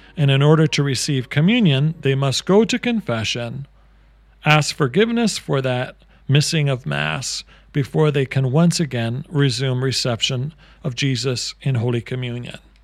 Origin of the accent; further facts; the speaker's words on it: Canada; as a Canadian